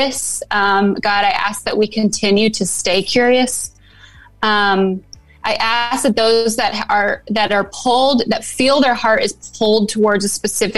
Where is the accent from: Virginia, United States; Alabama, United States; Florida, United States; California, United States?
California, United States; now in Nashville, United States; I'm born and raised in California.